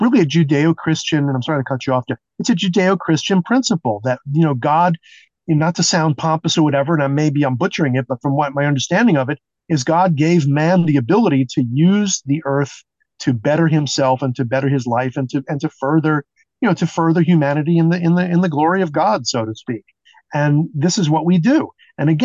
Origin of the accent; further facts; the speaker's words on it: New York City, New York, United States; growing up in New York City